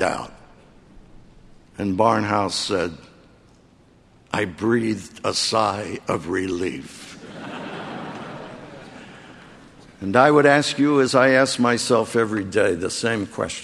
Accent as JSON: {"language": "English", "town": "Philadelphia", "region": "Pennsylvania", "country": "United States", "tie": "born or raised there", "said": "the 10th Presbyterian Church in Philadelphia, my hometown"}